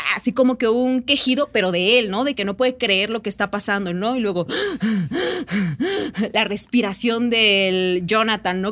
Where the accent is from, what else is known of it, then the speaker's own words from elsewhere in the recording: Oaxaca, Mexico; moved away as an adult; now in Mexico City, Mexico; Yo soy de Oaxaca, ¿no? Entonces tengo viviendo acá como unos, ¿qué será? 12 años